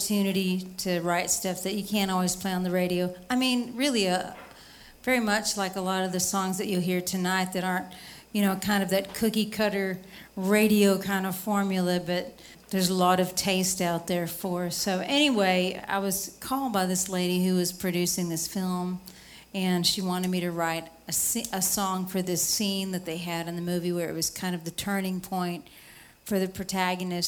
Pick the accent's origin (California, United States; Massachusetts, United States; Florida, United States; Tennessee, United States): Tennessee, United States; East; I'm from East Tennessee